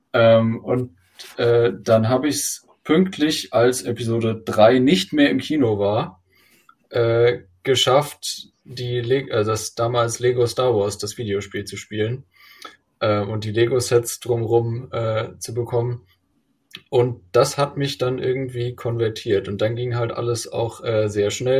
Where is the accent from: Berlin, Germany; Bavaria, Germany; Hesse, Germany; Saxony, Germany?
Hesse, Germany; ich komme auch aus Hessen und äh, wie Christoph, bin aber auch noch in Hessen, also äh, in Darmstadt